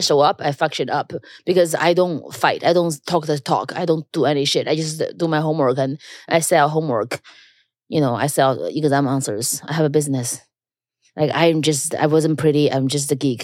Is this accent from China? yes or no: yes; China; now in New York, United States; I grew up in China, so I never feel ashamed of being Chinese